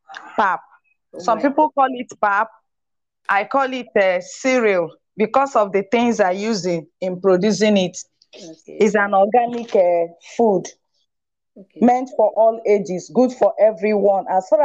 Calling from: Lagos, Nigeria; I'm joining in from Lagos, Nigeria.

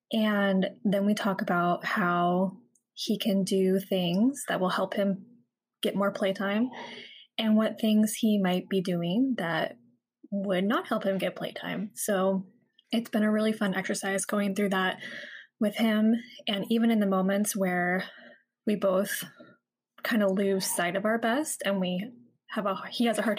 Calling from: San Diego, California, United States; Hi, Shantae. … I am from San Diego, California.

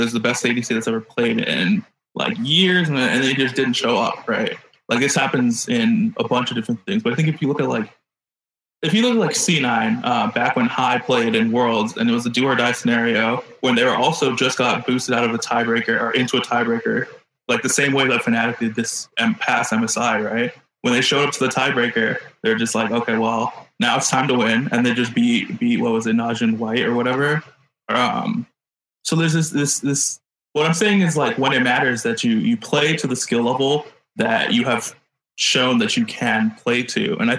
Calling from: Chino Hills, California, United States; Like an hour east of LA, like Chino Hills area.

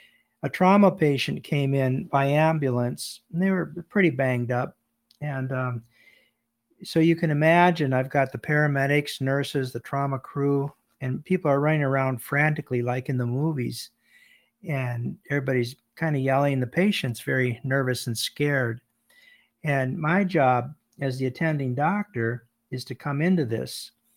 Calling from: Bangor, Maine, United States; I'm calling from Bangor, Maine, in the United States

